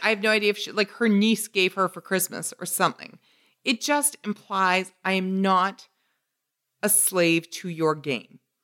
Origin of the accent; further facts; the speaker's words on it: Canada; my Canadian bias